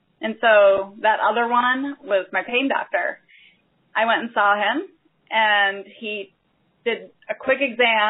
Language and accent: English; Chicago, Illinois, United States; moved away as an adult; also born or lived in Albuquerque; now in Chicago, United States; we were moving back to Chicago, my hometown